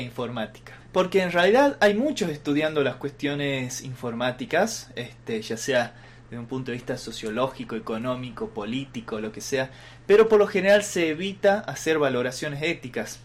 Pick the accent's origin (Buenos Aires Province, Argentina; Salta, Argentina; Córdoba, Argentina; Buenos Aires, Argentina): Salta, Argentina; yo también soy salteño, soy de acá